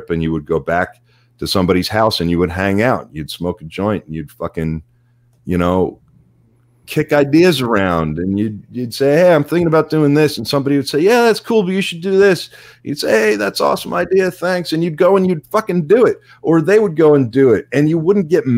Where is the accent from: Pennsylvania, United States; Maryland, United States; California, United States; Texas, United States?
Pennsylvania, United States; Pittsburgh; I grew up in Pittsburgh